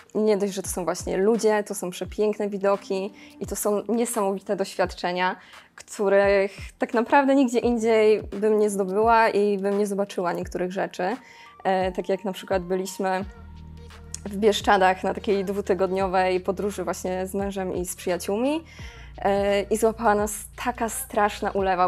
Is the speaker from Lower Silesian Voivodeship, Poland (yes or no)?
yes; Szklarska Poręba, Lower Silesian Voivodeship, Poland; Pochodzę ze Szkarskiej Poręby i tam tak naprawdę od zawsze w krajobrazie po prostu były te góry